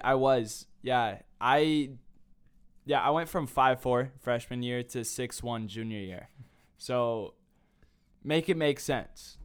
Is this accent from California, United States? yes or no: no; Carmel, Indiana, United States; moved away as an adult; now in Nashville, United States; from Carmel, Indiana. That is my hometown.